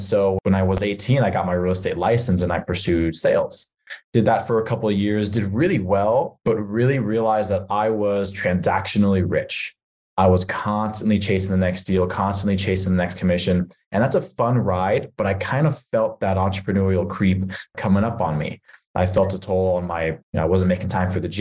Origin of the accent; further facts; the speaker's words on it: California, United States; moved away; I'm actually from California, which is where you're at right now. I sort of outgrew that California lifestyle, bounced around to a few states